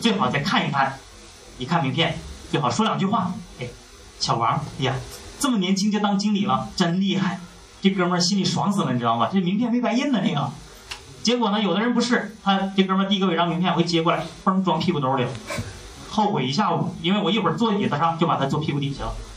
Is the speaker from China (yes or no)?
yes; Northeast China, China; 用我们东北话讲，不知道怎么嘚瑟好了。